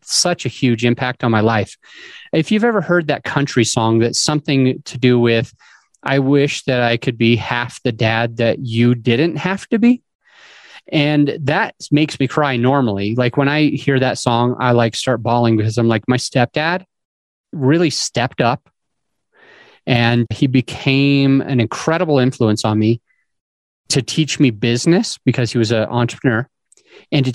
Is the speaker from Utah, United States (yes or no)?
yes; Utah, United States; I grew up in Utah